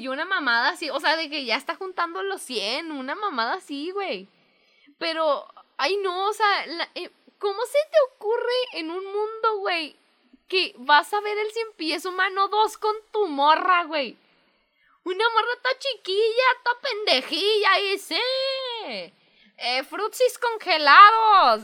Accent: Mexico; soy mexicana

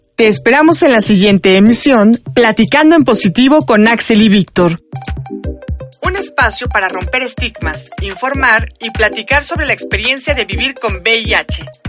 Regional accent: Colombia; moved away as an adult; now in Mexico City, Mexico; yo soy un migrante colombiano, estoy terminando mi carrera en sociología de la Universidad Nacional de Colombia, llegué a Ciudad de México

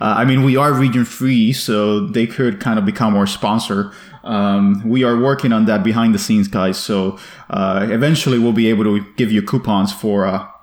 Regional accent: Miami, Florida, United States; moved away as an adult; also born or lived in New York; I decided to go from New York to my hometown of Miami. So as I record this, I am in sunny Miami

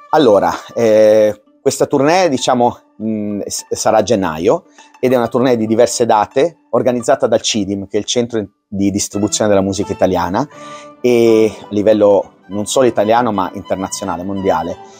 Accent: Palermo, Sicily, Italy; now in Como, Italy; sono di Como acquisito perché sono nato a Palermo. Ci tengo molto perché le mie, le mie origini sono siciliane.

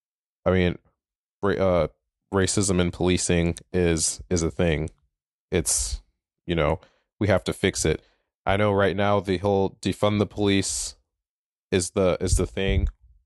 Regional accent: Minneapolis, Minnesota, United States; I'm from Minneapolis. My parents had to my mom had to move us out to a suburb to get a good education

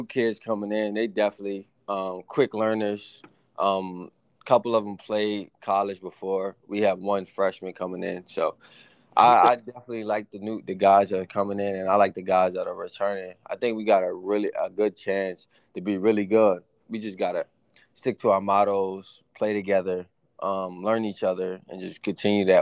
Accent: Eastern Shore of Virginia, United States; moved away; also born or lived in Maryland; me being from the shore, especially I was from Virginia, Eastern Shore of Virginia, so it's nothing down there.

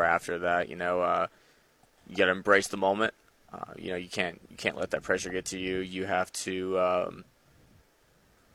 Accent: Sedalia, Missouri, United States; now in Jonesboro, United States; I'm from Sedalia, Missouri, up there around Kansas City

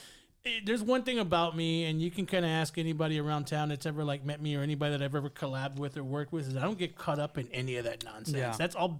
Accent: San Antonio, Texas, United States; I live on the southeast now, but I grew up, my mom still lives on the south side, right there by Harlandale, but I grew up on Pleasanton and Military.

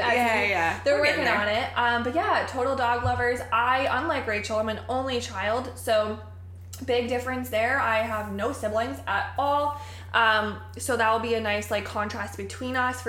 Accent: Connecticut, United States; moved away as an adult; now in Sarasota, United States; I am from Connecticut. And I moved to Florida last year

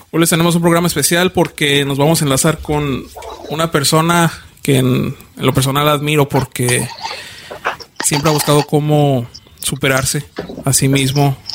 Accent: Mexico; now in United States; nosotros somos mexicanos que les hemos contado sobre nuestra adaptación al sur de California, en Estados Unidos

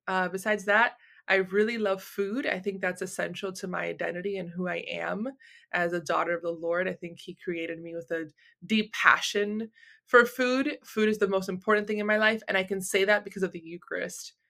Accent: Miami, Florida, United States; I was born and raised in Miami

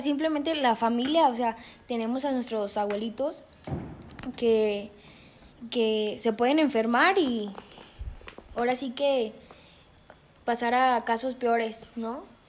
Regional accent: Mexico; nosotros los mexicanos no queremos creer

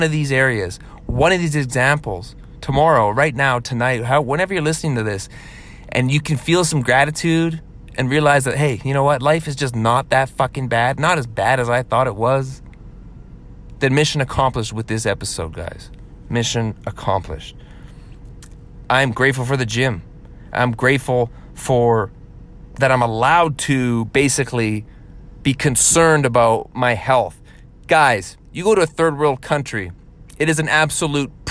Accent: Canada; being a Canadian

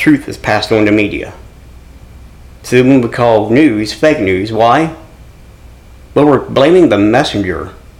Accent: Kirksville, United States; the Lacey is the lady I talk to in my hometown

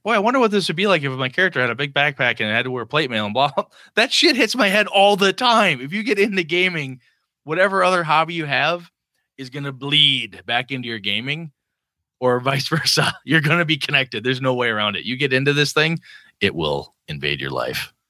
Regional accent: Wausau, Wisconsin, United States; born or raised there; moved away

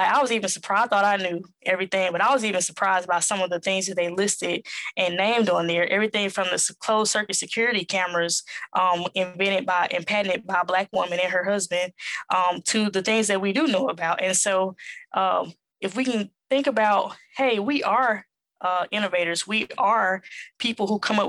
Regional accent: Southern United States, United States; accent: Southern; It's not going to recognize my Southern accent.

